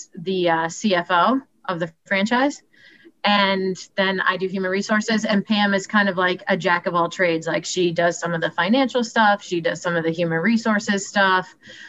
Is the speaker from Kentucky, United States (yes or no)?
no; Strasburg, Pennsylvania, United States; moved away as an adult; also born or lived in Shippensburg, Pennsylvania / Baltimore / Washington, District of Columbia, United States; I liked growing up in Strasbourg, and I liked that my friends were all close